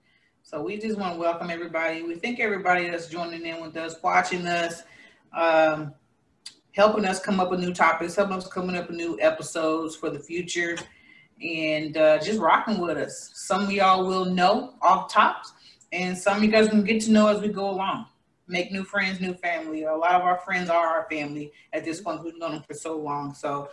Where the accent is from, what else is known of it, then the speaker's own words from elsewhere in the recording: Columbia, Missouri, United States; also born or lived in Tulsa, Oklahoma; now in Las Vegas, United States; And prior to that, I was in Missouri. That's my hometown. Columbia, Missouri is where I was born. Currently in Las Vegas, loving it.